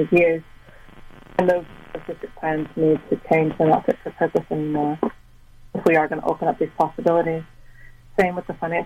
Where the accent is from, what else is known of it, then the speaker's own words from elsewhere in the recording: United States; now in New Zealand; I'm from the States originally